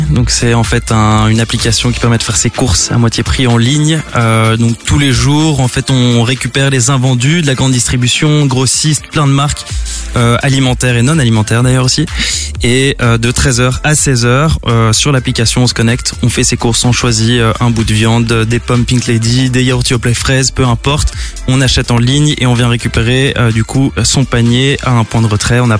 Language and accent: French; France; moved away as an adult; now in Brussels, Belgium; français à la base, mais bon, ça fait euh, ça fait 10 ans que je suis là. Bon, je suis bruxellois.